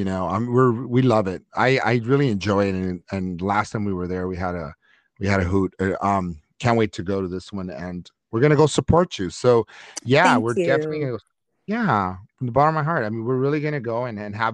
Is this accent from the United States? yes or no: yes; Los Angeles, California, United States; I grew up in Lincoln Heights